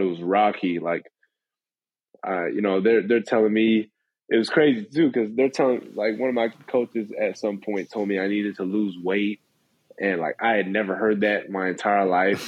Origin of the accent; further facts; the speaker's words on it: San Antonio, Texas, United States; now in Lexington, United States; growing up in San Antonio